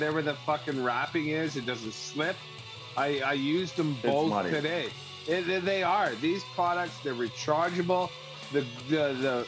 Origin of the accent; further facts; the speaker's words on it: Canada; we love being Canadian citizens here